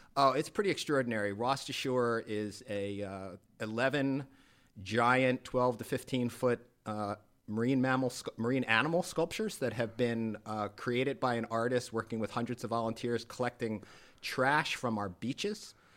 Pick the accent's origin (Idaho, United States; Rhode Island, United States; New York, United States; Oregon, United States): Rhode Island, United States; moved away as an adult; now in Naples, United States; I am a Rhode Islander